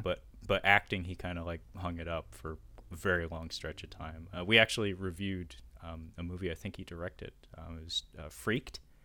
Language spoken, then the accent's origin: English; Seattle, Washington, United States; my hometown where I still live to this day, Seattle